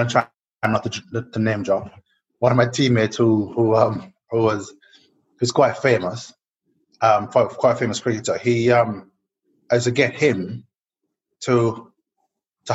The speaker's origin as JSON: {"language": "English", "country": "Jamaica", "tie": "born or raised there", "said": "growing up in Jamaica"}